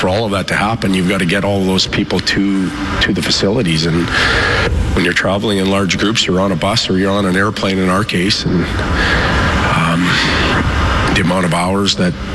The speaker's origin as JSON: {"language": "English", "town": "Saskatoon", "region": "Saskatchewan", "country": "Canada", "also_born_or_lived": "Swift Current", "said": "I'm from Saskatoon. I know Saskatchewan people well."}